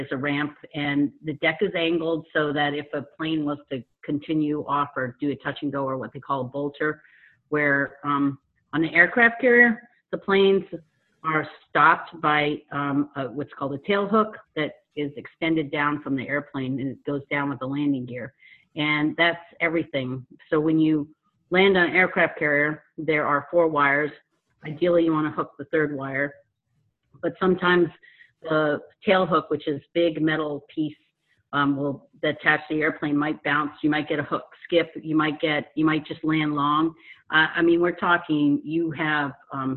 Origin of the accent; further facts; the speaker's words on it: York, Maine, United States; that's where I grew up in York with my siblings